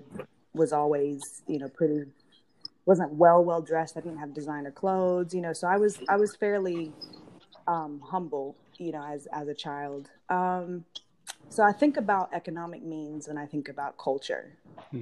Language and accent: English; Gwinnett County, Georgia, United States; born or raised there; also born or lived in London, England